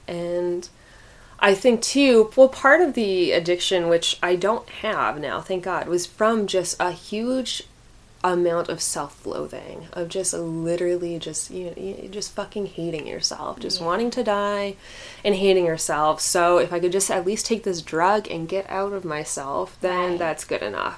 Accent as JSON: {"language": "English", "town": "Clarks Summit", "region": "Pennsylvania", "country": "United States", "tie": "born or raised there", "said": "I think, well, and I also grew up in I grew up in Clark Summit, so mm-hmm. I had, like, friends who were very affluent."}